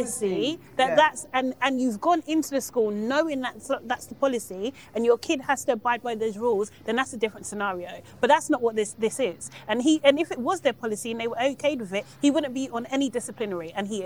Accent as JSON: {"language": "English", "country": "Nigeria", "said": "as I said, being a Nigerian, my dad was like, and we were Muslim too"}